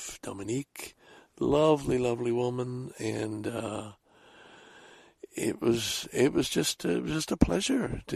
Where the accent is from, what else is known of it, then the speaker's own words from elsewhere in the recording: Salaberry-de-Valleyfield, Quebec, Canada; also born or lived in Scarborough, Toronto; now in Toronto, Canada; Valleyfield is, of course, my hometown